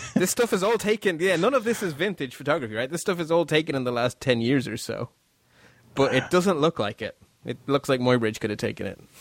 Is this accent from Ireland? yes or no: yes; Ireland; we're Irish